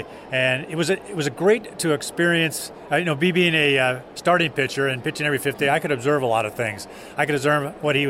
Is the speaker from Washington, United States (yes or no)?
yes; Seattle, Washington, United States; play in my hometown